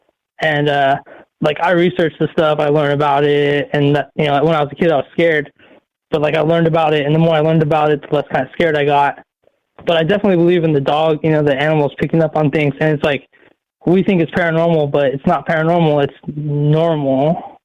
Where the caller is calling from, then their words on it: Oregon, United States; from Oregon.